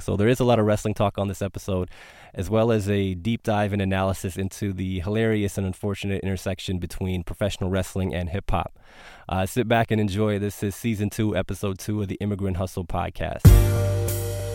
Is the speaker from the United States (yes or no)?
no; Canada; I was born in Canada, but the first time I went to Punjab, where my parents are from